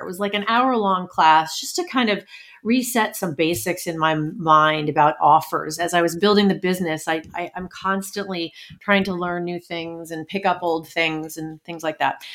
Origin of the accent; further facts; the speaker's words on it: New York City, New York, United States; I was born in Brooklyn in the early seventies